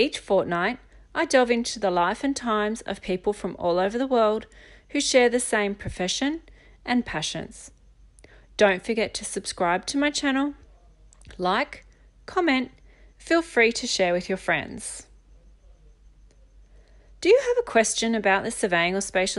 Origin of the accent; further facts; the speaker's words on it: Jervis Bay, Australia; I grew up down in Jervis Bay